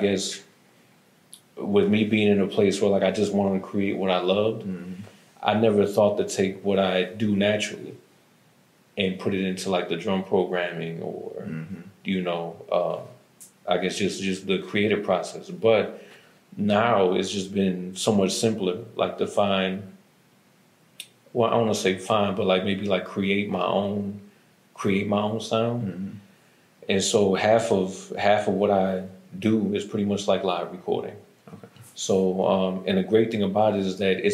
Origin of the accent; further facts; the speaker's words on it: Lorain, Ohio, United States; moved away as an adult; now in Atlanta, United States; I grew up in Lorain, around 30th and Globe